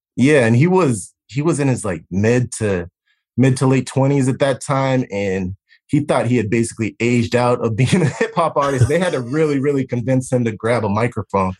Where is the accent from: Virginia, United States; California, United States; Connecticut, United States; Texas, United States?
California, United States; Southern; I grew up in Southern California.